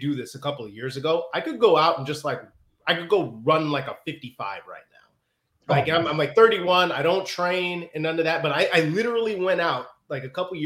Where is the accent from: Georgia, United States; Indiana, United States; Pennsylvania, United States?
Indiana, United States; Northwest; accent: Chicago; also born or lived in Chicago; So I grew up in Northwest Indiana, technically. So I was about 35 minutes outside of Chicago.